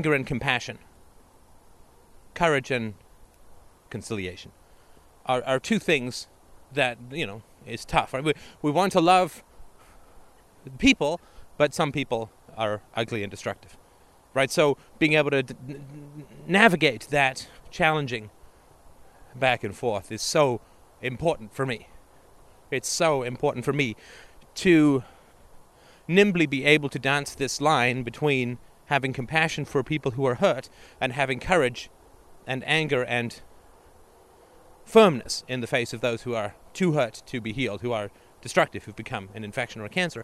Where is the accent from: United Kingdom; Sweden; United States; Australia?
United Kingdom; England; moved away; also born or lived in Canada; growing up in England in the 70s and Canada in the 80s